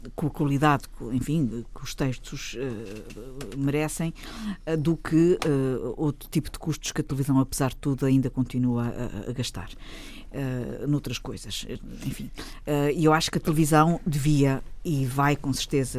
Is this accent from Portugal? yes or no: yes; Azores, Portugal; moved away; also born or lived in United States; eu ter a minha adolescência, a minha infância sido passada nos Açores